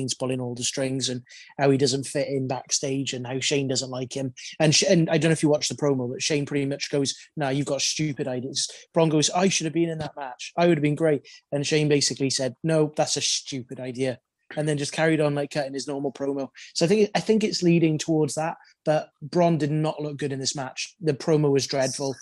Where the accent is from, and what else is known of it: United Kingdom